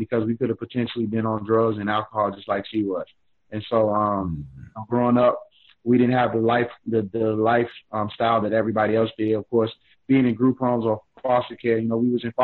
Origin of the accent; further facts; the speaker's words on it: Richmond, Virginia, United States; now in Atlanta, United States; born and raised in Richmond, Virginia